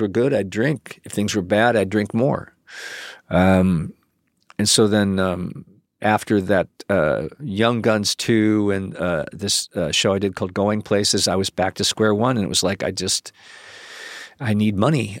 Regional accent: Cleveland, Ohio, United States; moved away; also born or lived in Chicago / New York; I grew up in Cleveland

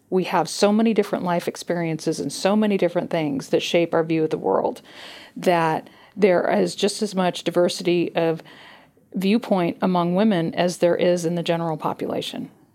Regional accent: California, United States; my home state of California

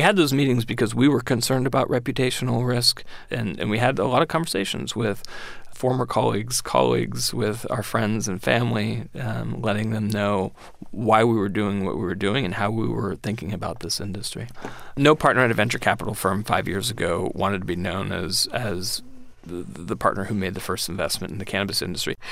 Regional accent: San Francisco, California, United States; moved away as an adult; now in Washington, United States; I grew up in San Francisco and I went to Berkeley

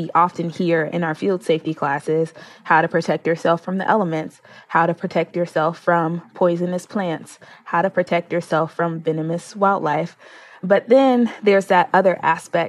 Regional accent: Chicago, Illinois, United States; my hometown in Chicago

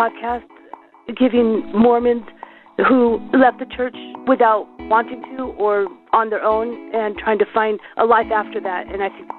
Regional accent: West Haven, Utah, United States; I'm from West Haven, Utah, close to Ogden.

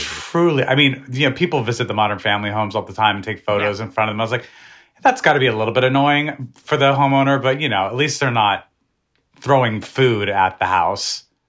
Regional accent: New Mexico, United States; born or raised there

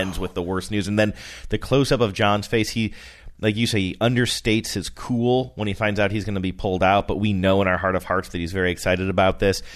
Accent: Rust Belt, United States; moved away; I grew up in the Rust Belt

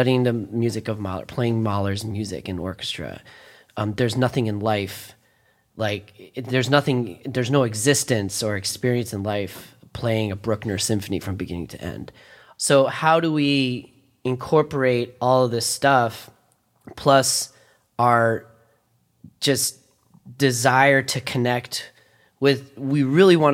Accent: D.C., District of Columbia, United States; also born or lived in Philadelphia; growing up outside of Washington, D.C.

